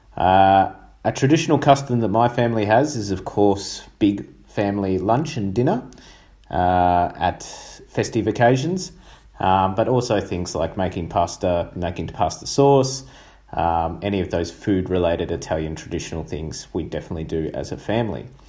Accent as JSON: {"language": "English", "country": "Australia", "said": "my home country is Australia"}